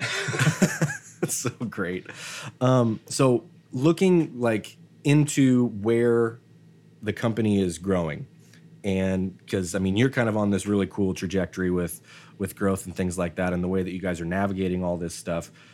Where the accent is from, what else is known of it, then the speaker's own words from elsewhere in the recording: Idaho, United States; I'm from Idaho